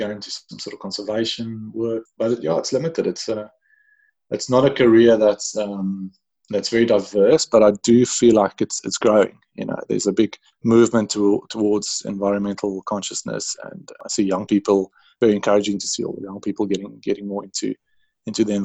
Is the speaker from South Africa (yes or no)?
yes; Pretoria, Gauteng, South Africa; I grew up in Pretoria, a skinny little kid who liked birds and skateboarding